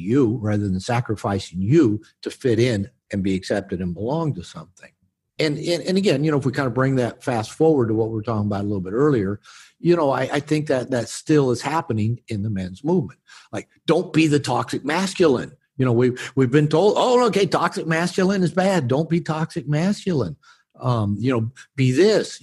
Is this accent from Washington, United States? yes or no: yes; Seattle, Washington, United States; moved away; also born or lived in Bible Belt; I grew up on the West Coast in Seattle area